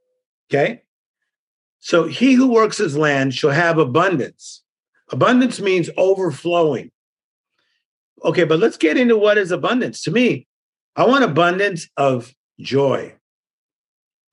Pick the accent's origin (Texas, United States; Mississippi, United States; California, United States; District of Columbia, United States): California, United States; Compton; I'm from Compton.